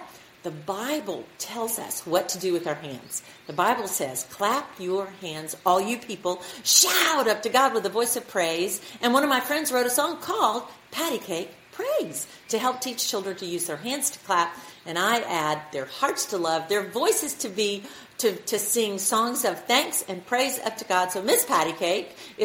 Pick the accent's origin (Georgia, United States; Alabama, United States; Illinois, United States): Alabama, United States; I'm from Alabama, and I grew up going to church